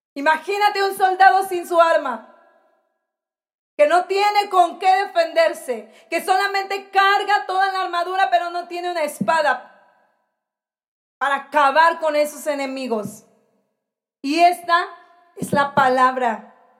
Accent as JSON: {"language": "Spanish", "country": "Mexico", "said": "como mexicanos"}